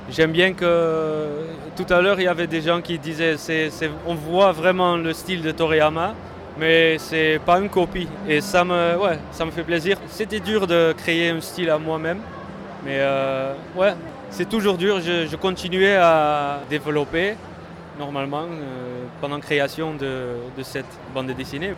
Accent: Netherlands; je viens de la Hollande

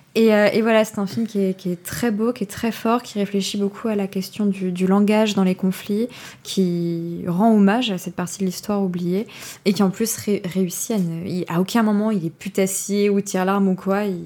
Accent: France; en tant que Français

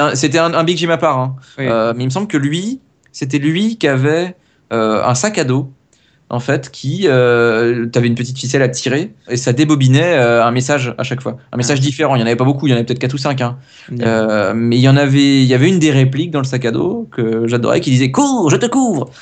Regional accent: France; d'origine, d'origine, attention, je suis français

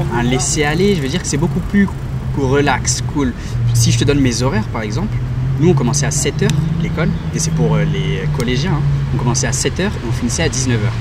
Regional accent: Benin; now in Paris region, France; je suis originaire du Bénin et j'habite euh, en région parisienne.

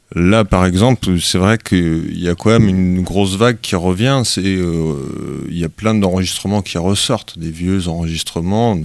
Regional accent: Brittany, France; on était quasiment que des bretons

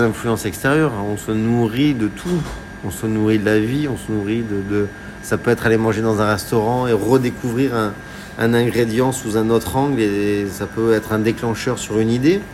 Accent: Var, Provence-Alpes-Côte d'Azur, France; now in Paris, France; j'ai grandi dans le Var, j'ai grandi aussi en Provence

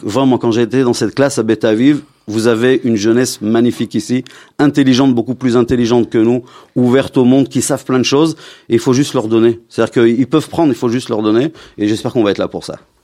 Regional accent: Lyon, Auvergne-Rhône-Alpes, France; moved away; bien que je viens de Lyon, mais j'ai vécu ma communauté à Lyon

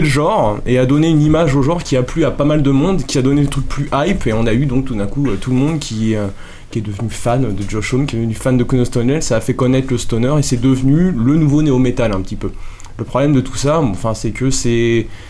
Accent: Paris, Île-de-France, France; on vient de Paris

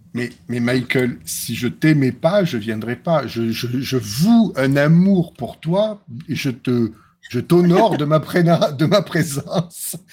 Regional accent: France; also born or lived in Bollène / Pont-Saint-Esprit; J'ai mon bled qui est passé. Enfin, j'ai mes deux bleds qui sont passés à Interville. Bolène contre Pont-Saint-Esprit

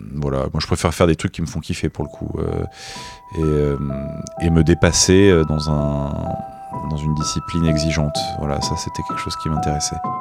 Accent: Nice, Provence-Alpes-Côte d'Azur, France; moi, je viens de Nice

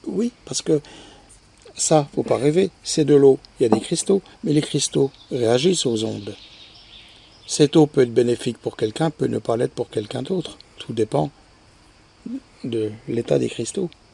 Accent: France; chez nous en France

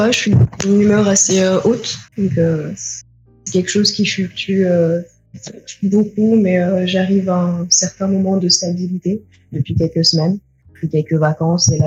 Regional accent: France; born there; je suis née en France de parents euh, tunisiens, la petite dernière d'une grande fratrie.

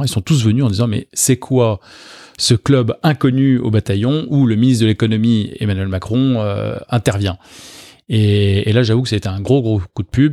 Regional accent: Neuilly-sur-Seine, Île-de-France, France; je suis né à Neuilly-sur-Seine il y a quelques années déjà

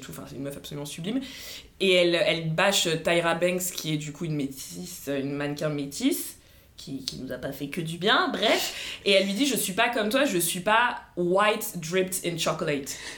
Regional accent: Paris, Île-de-France, France; mais en tant que française parisienne, ne me fais pas croire qu'en en tant que femme métisse, tu vis la même chose que tes potes noirs dark skin.

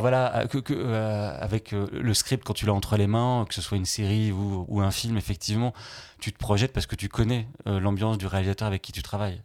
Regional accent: Limoges, Nouvelle-Aquitaine, France; moved away; milieu des, des, années 90, quand j'ai eu mon bac, c'était à Limoges

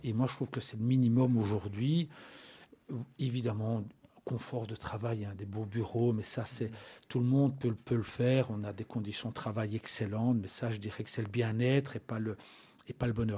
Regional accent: La Louvière, Wallonia, Belgium; j'habite à la Louvière, je suis né à la Louvière, j'ai commencé ma carrière à la Louvière.

